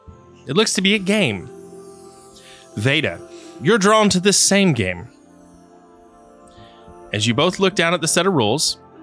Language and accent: English; the South, United States; Yeah, I grew up in the South where people kill people, and I still say things right.